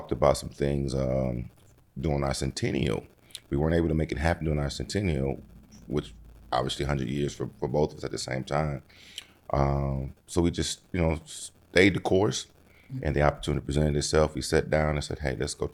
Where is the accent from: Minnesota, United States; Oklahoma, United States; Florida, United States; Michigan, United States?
Michigan, United States; Detroit; my hometown, Detroit